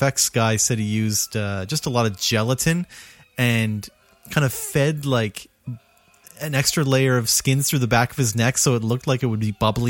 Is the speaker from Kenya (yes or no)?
no; Cole Harbour, Nova Scotia, Canada; where I grew up in Cole Harbour.